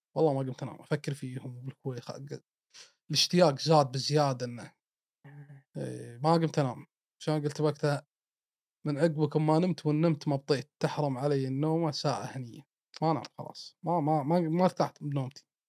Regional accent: Kuwait; انا من الكويت

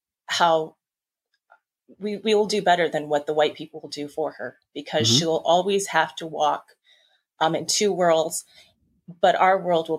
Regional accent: Pine Ridge Indian Reservation, South Dakota, United States; also born or lived in Rapid City, South Dakota; I was born on the Pine Ridge Indian Reservation. Which is located in South Dakota.

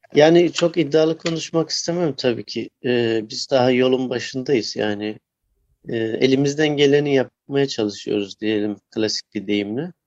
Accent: Bingöl Province, Turkey; kendi memleketimden e, Bingöl'den

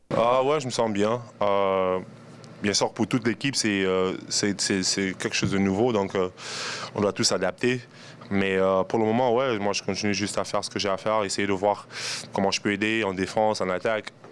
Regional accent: Cameroon; now in Toronto, Canada; je suis Camerounais et c'est dans le sang

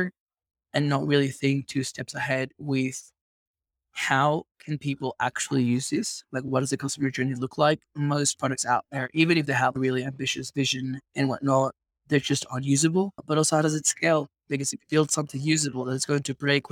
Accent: Venezuela; I grew up in Venezuela

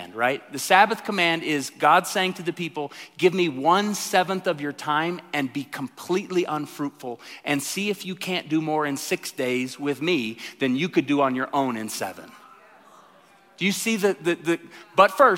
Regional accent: Tulsa, Oklahoma, United States; moved away; I come from Tulsa

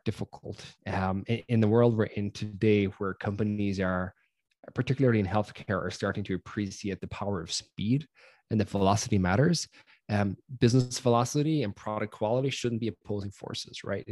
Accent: Ireland; moved away as an adult; now in Bay Area, United States; for those of you who can't tell by my accent, I grew up in Ireland before venturing out here to the Bay Area

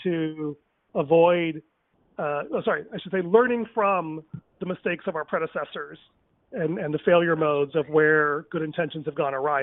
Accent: Chicago, Illinois, United States; I was born in Chicago uh, three months after my parents arrived from India. And then because of that, I grew up bicultural

